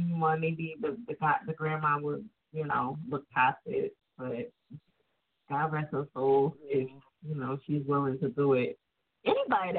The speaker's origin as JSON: {"language": "English", "region": "New Jersey", "country": "United States"}